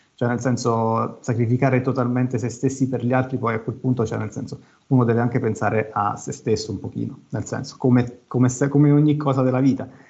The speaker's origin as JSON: {"language": "Italian", "region": "Abruzzo", "country": "Italy", "said": "vicino a casa mia, che sono abruzzese, a Ortona"}